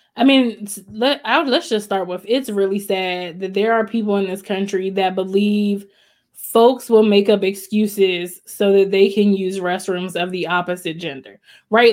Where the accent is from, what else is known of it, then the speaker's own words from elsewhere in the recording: College Park, Maryland, United States; moved away as an adult; I grew up in College Park, Maryland